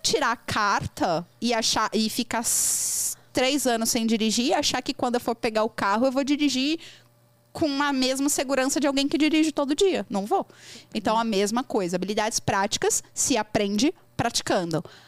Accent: Brazil; first language Portuguese; Eu sou brasileira, tô aprendendo inglês

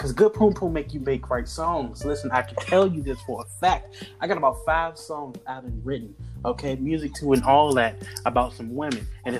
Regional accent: Philadelphia, Pennsylvania, United States; hey, we're both from Philadelphia

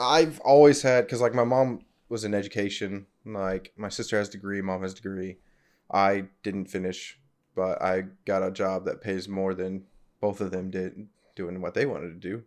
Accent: Fort Gibson, Oklahoma, United States; also born or lived in Arizona; I grew up in Fort Gibson, Oklahoma

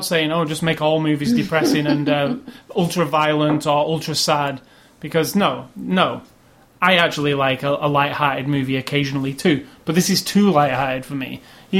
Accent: United Kingdom; as a British person

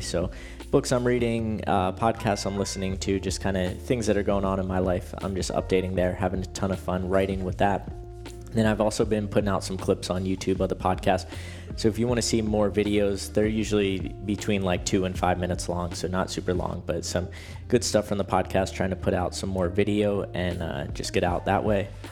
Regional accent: Pennsylvania, United States; I'm from Pennsylvania

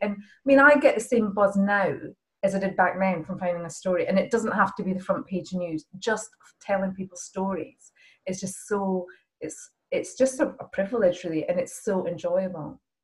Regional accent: Edinburgh, Scotland, United Kingdom; moved away as an adult; also born or lived in Oxford; I was from Scotland

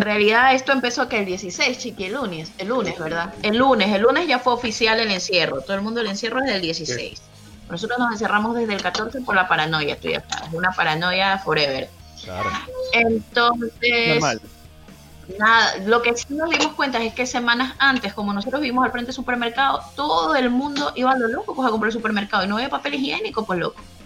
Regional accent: Ecuador; moved away; mi país

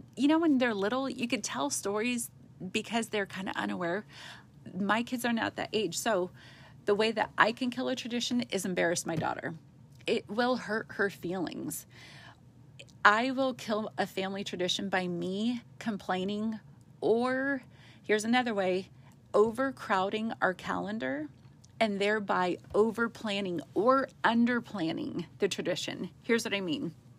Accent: West Coast, United States; moved away; we're from the West Coast where you do everything big and with a big budget

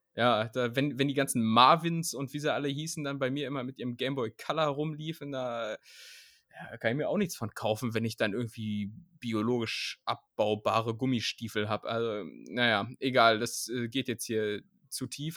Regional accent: Lower Saxony, Germany; moved away as an adult; also born or lived in Vienna; now in Berlin, Germany; ich komme wirklich innerhalb Niedersachsens aus der Region, wo es wirklich gar keinen Dialekt gibt

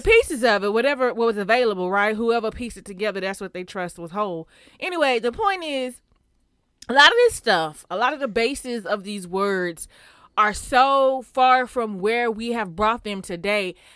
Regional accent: Houston, Texas, United States; I'm from Houston

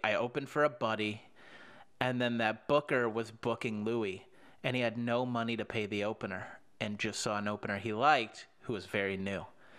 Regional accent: Minneapolis, Minnesota, United States; also born or lived in Phoenix, United States; I'm from Minneapolis.

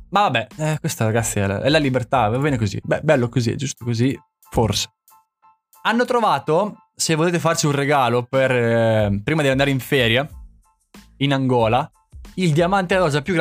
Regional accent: Santarcangelo di Romagna, Emilia-Romagna, Italy; quanto ci metto a dimostrare che poi sono di Sant'Arcangelo?

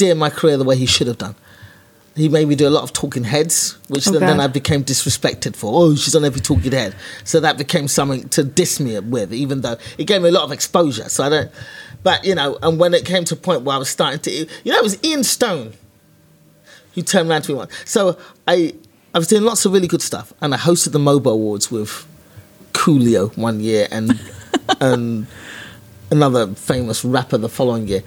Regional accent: London, United Kingdom; I was a black girl from East London.

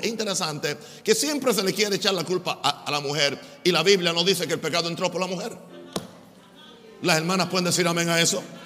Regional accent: United States; en mi país, Estados Unidos

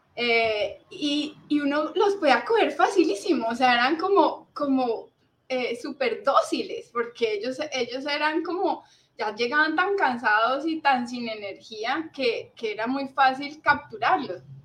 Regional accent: Cali, Valle del Cauca, Colombia; also born or lived in Manizales; en Cali fue pues como toda mi, mi infancia, el colegio, la universidad, eh, aquí eh, siempre estuvimos

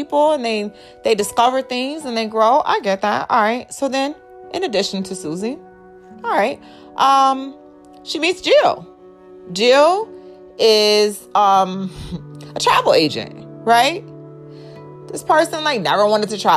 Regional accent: Indiana, United States; also born or lived in New York / Texas; now in Georgia, United States; I was born in Indiana. I was in Indiana for quite some time. And then I moved to New York, what, in 2006?

